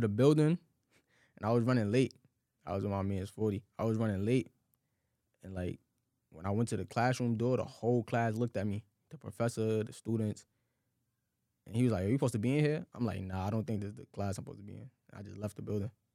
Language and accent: English; New York City, New York, United States; I grew up like in Crown Heights. You know, I was living with my grandma